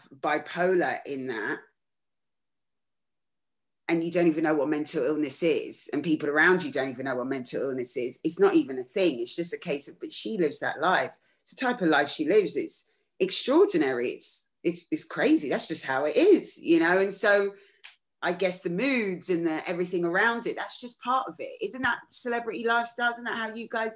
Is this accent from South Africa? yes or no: no; London, United Kingdom; I was just a normal kid growing up in London